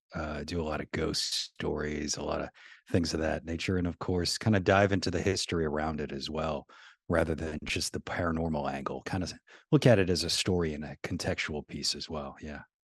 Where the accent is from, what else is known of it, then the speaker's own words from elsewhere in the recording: New Orleans, Louisiana, United States; I'm from New Orleans, born and raised in New Orleans